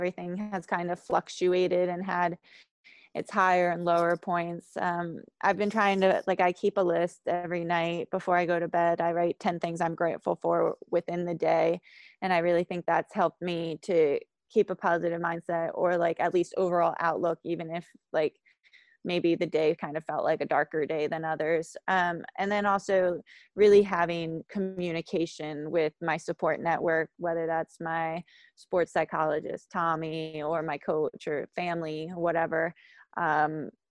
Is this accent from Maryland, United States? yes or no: yes; Hampstead, Maryland, United States; I grew up in Hampstead, Maryland